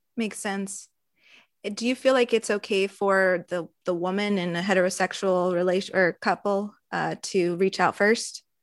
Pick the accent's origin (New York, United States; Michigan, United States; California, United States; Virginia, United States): California, United States; we're all California based, born and raised in California